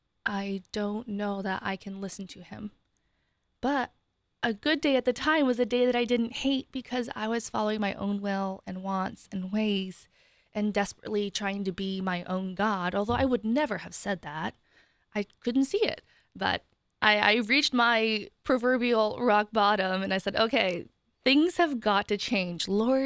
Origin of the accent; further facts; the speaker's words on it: Ohio, United States; now in Columbus, United States; I grew up in Northeast Ohio, and I moved here 5.5 years ago for my job that I'm still at Center for Christian Virtue.